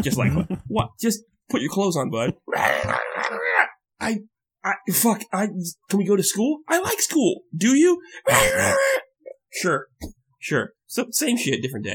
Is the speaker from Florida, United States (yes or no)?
yes; Florida, United States; I grew up in the South, in, in, in actual Florida, where people are Southerners.